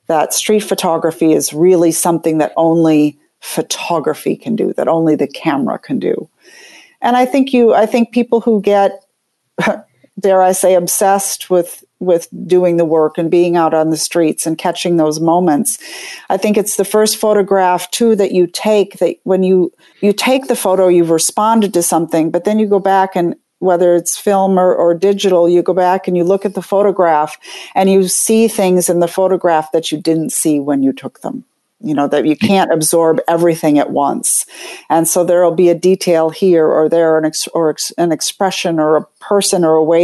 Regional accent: Minneapolis, Minnesota, United States; moved away as an adult; now in New York City, United States; I'm from Minneapolis. I'm in the Midwest originally, where we moved to the East Coast in 1991

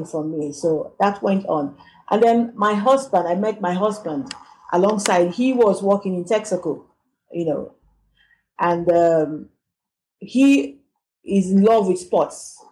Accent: Port Harcourt, Rivers State, Nigeria; moved away as an adult; also born or lived in Lagos, Nigeria; now in Johannesburg, South Africa; I come from Port Harcourt in River State, and we in Nigeria

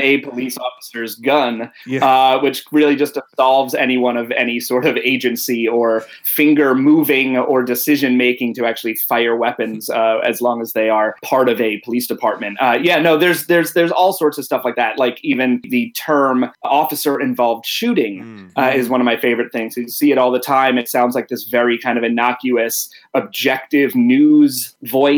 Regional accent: New York City, New York, United States; I'm from New York City. And so I, you know, grew up in an apartment building

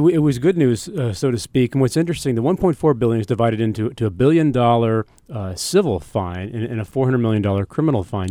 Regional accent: United States; I'm an American

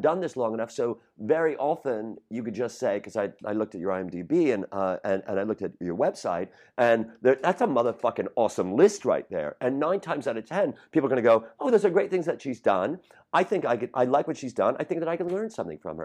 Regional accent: Chicago, Illinois, United States; I'm from Rogers Park

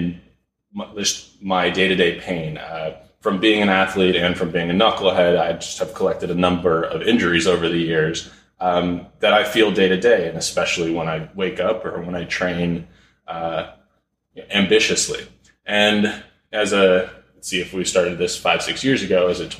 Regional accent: Malibu, California, United States; also born or lived in San Fernando Valley, California; we moved to Malibu, and I grew up here, went to Malibu High School

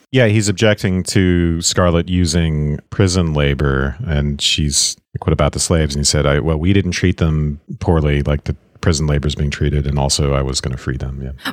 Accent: Savannah, Georgia, United States; I am from Savannah, Georgia

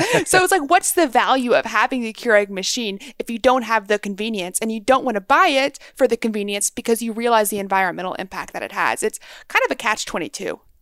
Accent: Texas, United States; now in Maryland, United States; I was raised in Texas

